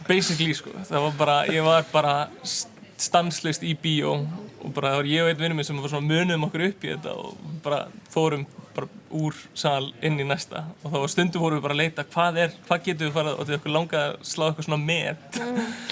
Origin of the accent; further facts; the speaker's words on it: Iceland; also born or lived in New York, United States; ég var í námi út í bandarækjunum þannig ég þurfti að fljúa heim sérstaklega